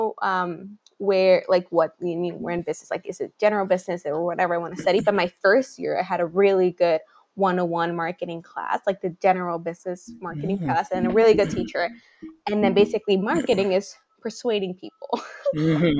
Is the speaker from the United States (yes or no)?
no; Honduras; moved away as an adult; now in Nova Scotia, Canada; being born and raised in Honduras